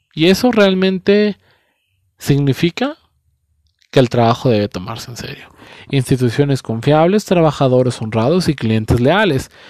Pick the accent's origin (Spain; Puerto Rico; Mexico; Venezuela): Mexico